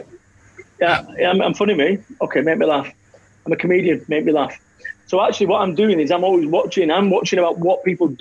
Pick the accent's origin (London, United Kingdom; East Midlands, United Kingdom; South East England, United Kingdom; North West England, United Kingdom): North West England, United Kingdom; Salford; I am from Salford, Manchester.